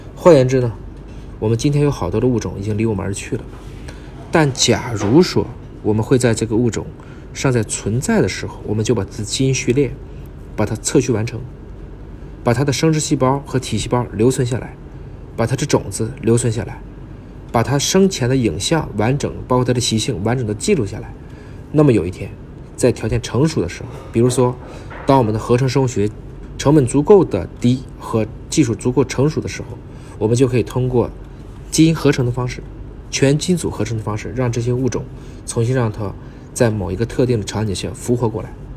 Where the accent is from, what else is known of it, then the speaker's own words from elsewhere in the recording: China; 咱们中国人